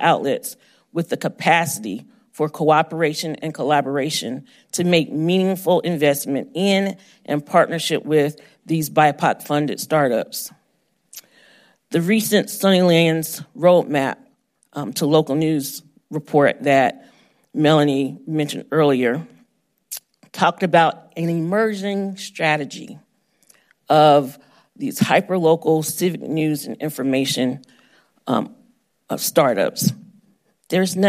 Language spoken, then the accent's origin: English; Georgia, United States; Homeroom News in my hometown of Georgia